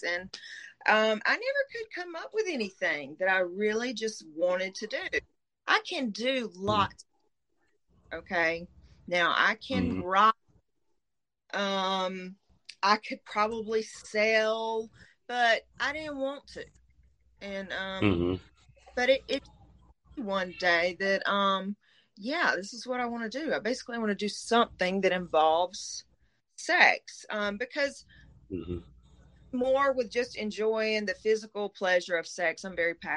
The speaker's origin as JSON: {"language": "English", "region": "Middle Georgia", "country": "United States", "accent": "Southern", "lives_now": "South Georgia, United States", "said": "I'm from Middle Georgia. I live in South Georgia now"}